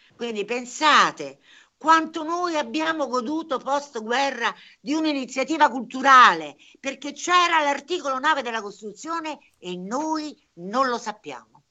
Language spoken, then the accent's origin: Italian; Averino, Umbria, Italy; a pochi chilometri da qui c'è l'Averino, il mio paese d'origine